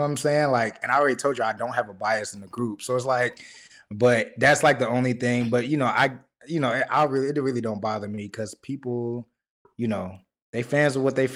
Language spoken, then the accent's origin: English; Chicago, Illinois, United States; I'm from Chicago